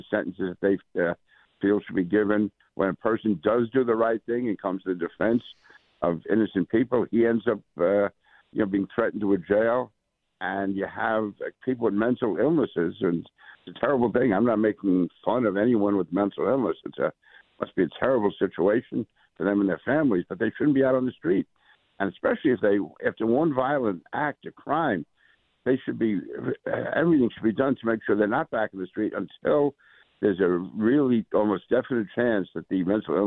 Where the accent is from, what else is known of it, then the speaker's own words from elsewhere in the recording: New York City, New York, United States; I grew up in Queens